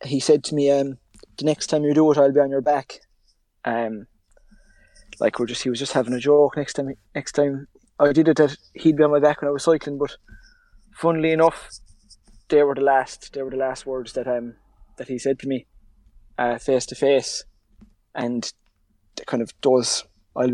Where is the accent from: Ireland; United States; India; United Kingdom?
Ireland; Limerick, Munster; I'm 21 and from Limerick.